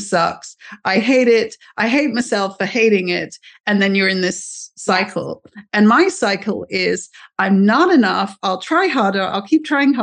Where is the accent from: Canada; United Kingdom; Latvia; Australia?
United Kingdom; moved away as an adult; now in United States; as a British person here in the US